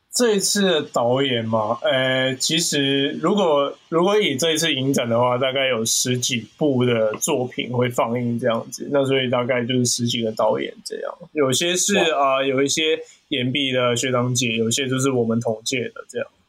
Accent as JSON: {"language": "Chinese", "country": "Hong Kong", "moved": "yes", "lives_now": "Taiwan", "said": "我以前讲话相对比较快，因为我是香港的同学"}